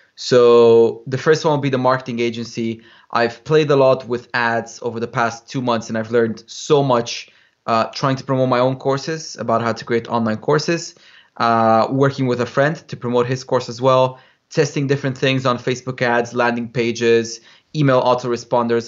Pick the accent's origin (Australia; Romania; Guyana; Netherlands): Romania; moved away as an adult; also born or lived in United Kingdom; I grew up in Romania